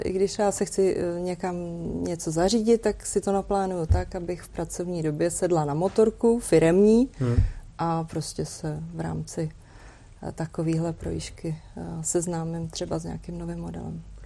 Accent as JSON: {"language": "Czech", "region": "Prague", "country": "Czechia", "said": "I'm from Prague"}